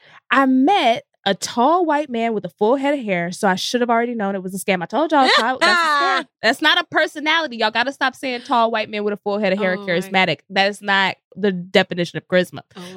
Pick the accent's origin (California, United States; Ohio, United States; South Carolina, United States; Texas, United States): Texas, United States; Frisco; moved away; I'm from Dallas, Texas. Like Frisco